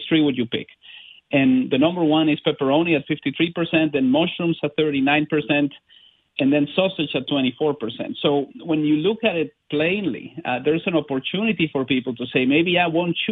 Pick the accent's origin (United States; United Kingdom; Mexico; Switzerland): Mexico; now in Vancouver, Canada; I'm from Mexico